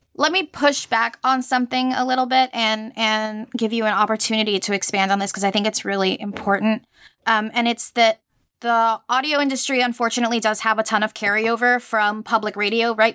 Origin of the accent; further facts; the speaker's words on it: Puerto Rico; moved away; I am from Puerto Rico, and in, uh, I'm from, uh, I grew up there